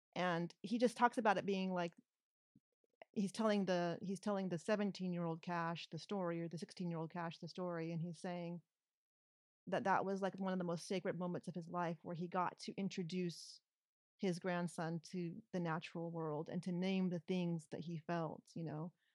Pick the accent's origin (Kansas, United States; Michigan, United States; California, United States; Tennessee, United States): California, United States; even as a Californian